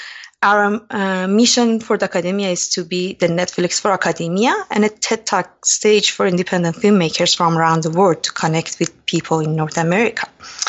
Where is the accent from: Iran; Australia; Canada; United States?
Iran; So I grew up in Iran during eight years of brutal war between Iran and Iraq, and I had first-hand experience about war.